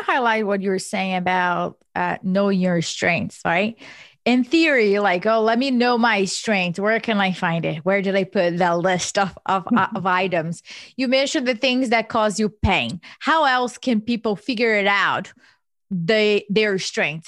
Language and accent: English; Brazil; now in Philadelphia, United States; I was born and raised in Brazil